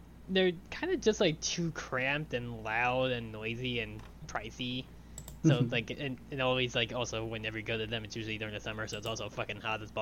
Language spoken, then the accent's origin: English; Long Island, New York, United States; growing up on Long Island